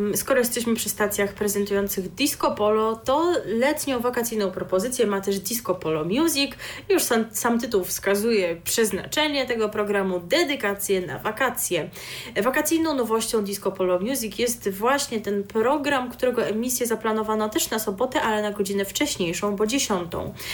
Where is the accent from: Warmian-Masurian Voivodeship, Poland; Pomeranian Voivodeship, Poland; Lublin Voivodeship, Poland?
Pomeranian Voivodeship, Poland; jestem z Pomorza